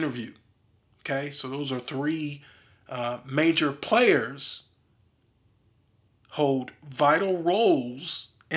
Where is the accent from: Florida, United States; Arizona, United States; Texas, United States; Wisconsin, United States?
Wisconsin, United States; Milwaukee; I'm from Milwaukee, Wisconsin.